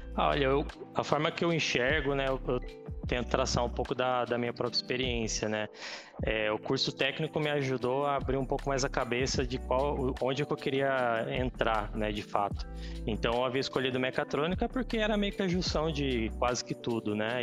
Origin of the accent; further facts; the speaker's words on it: Caçapava, São Paulo, Brazil; also born or lived in São José dos Campos; sou nascido em São José, vida toda em Caçapava